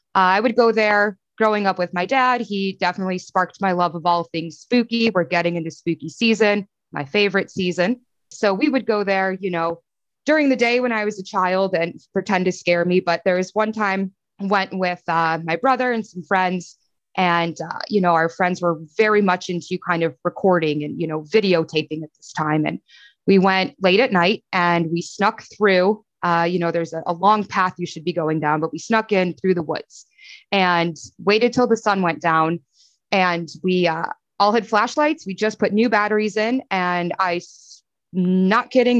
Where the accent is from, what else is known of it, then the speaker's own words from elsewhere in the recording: Chicago, Illinois, United States; now in Pittsburgh, United States; growing up in Chicago